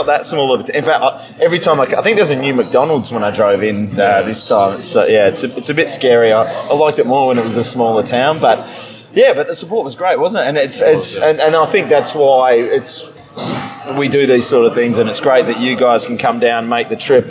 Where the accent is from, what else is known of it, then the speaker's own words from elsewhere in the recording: Albany, Western Australia, Australia; here from Retrovision Stadium in Albany, my hometown